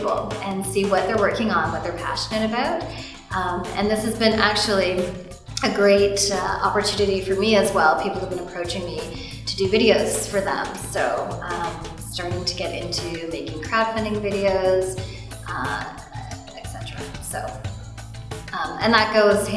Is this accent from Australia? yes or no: no; Canada; I was born here in Canada, but my parents immigrated here from Guyana